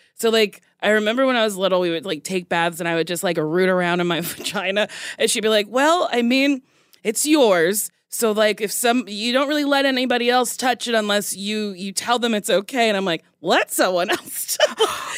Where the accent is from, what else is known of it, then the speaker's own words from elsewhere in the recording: United States; accent: American; I have a very bad American accent